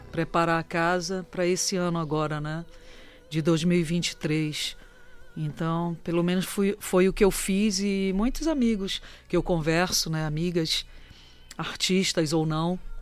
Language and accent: Portuguese; Belém, Pará, Brazil; um período que eu volto para Belém